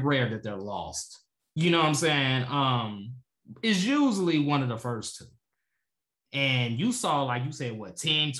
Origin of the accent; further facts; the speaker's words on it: Chicago, Illinois, United States; we're talking about Chicago because obviously we're from Chicago. That's all we know.